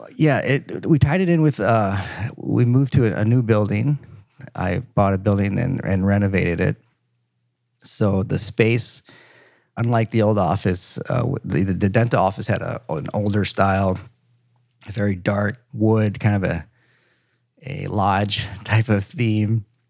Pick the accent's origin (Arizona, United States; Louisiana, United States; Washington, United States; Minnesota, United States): Minnesota, United States; moved away as an adult; also born or lived in Michigan; now in Dallas, United States; I grew up in Minnesota, and did my, uh, undergrad